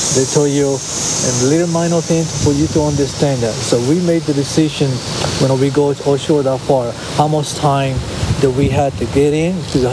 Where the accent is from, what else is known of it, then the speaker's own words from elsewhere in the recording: Rincón, Puerto Rico; moved away; also born or lived in Ocean City, Maryland; My hometown, Rincon, Puerto Rico, is dedicated for sport